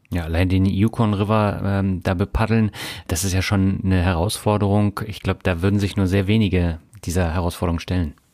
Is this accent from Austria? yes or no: no; Germany; Als Deutscher